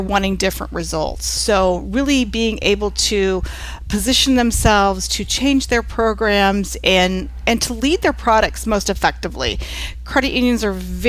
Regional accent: Lafayette, Indiana, United States; I live in the Midwest. I'm from Lafayette, Indiana, where Purdue University is

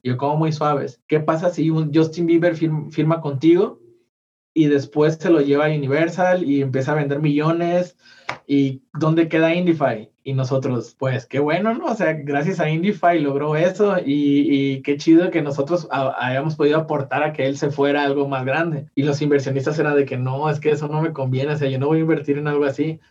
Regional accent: Mazatlán, Sinaloa, Mexico; now in Guadalajara, Mexico; yo soy de Mazatlán

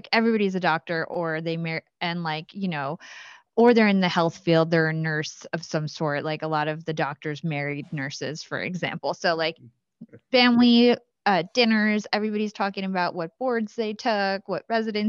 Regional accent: Watchung, New Jersey, United States; I grew up in Watchung, New Jersey. So that's central Jersey.

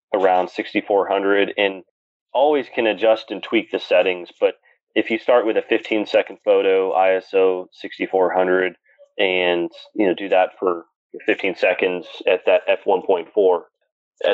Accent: Pennsylvania, United States; an astrophotographer from Pennsylvania

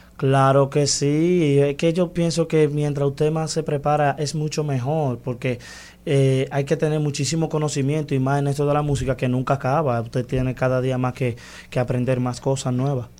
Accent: Santiago Rodríguez, Dominican Republic; mi pueblo, Santiago Rodríguez

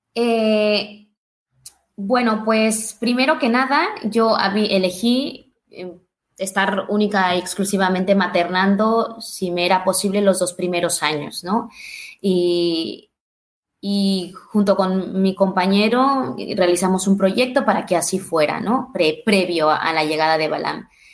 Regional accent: Mexico; yo soy de México

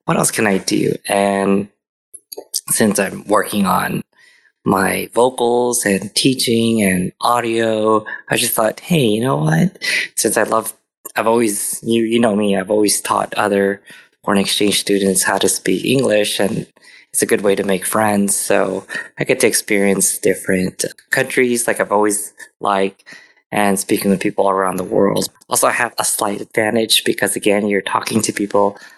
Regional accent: United States; also born or lived in Philippines (ancestry); I'm Filipino too, but I'm American

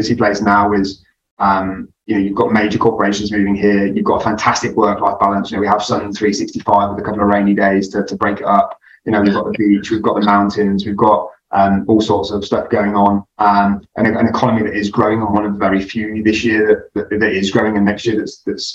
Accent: United Kingdom; moved away as an adult; now in Dubai, United Arab Emirates; I'm originally from the country, for all intents and purposes, in the UK. I come from the very green hills of the Midlands in the UK

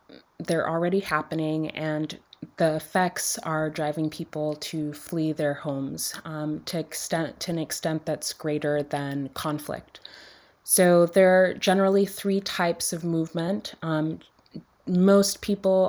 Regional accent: Dominica; I grew up in Dominica, which is a small island in the Caribbean

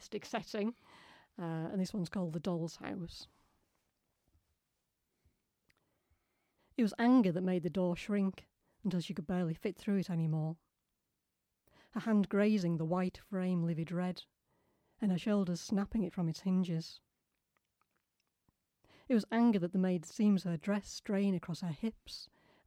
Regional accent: Ossett, Yorkshire and the Humber, United Kingdom; I grew up in Ossett, which is kind of on the cusp

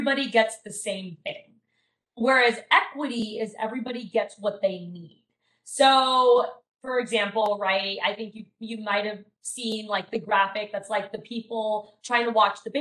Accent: San Diego, California, United States; moved away as an adult; also born or lived in China; now in Sacramento, United States; I'm from San Diego, but I work and live in Sacramento currently

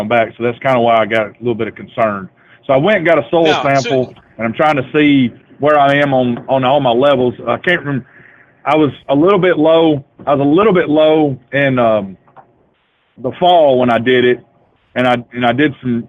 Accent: North Alabama, United States; also born or lived in Michigan; I'm originally from Michigan, but I grew up in North Alabama

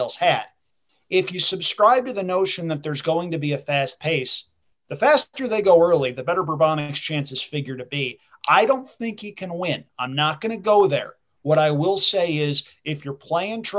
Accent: New York, United States; I am a New Yorker

